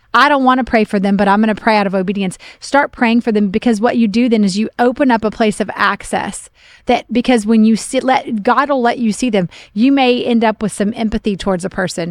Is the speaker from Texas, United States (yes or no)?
no; Oklahoma, United States; moved away; I grew up in Oklahoma